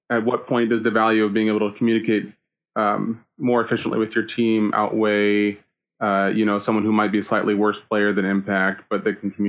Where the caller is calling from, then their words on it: Nebraska, United States; I am calling from the great state of Nebraska.